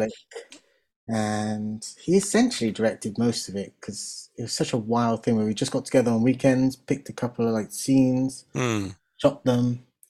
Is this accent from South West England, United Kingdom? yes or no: yes; Swindon, South West England, United Kingdom; moved away as an adult; also born or lived in London; And then I moved to London to seek my fame and fortune because there wasn't a huge amount going on in my hometown. So I come from Swindon.